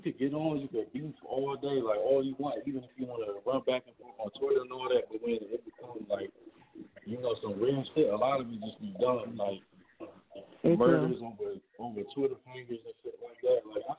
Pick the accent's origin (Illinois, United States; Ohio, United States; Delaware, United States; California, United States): Delaware, United States; Wilmington; Yeah, so I'm from Wilmington.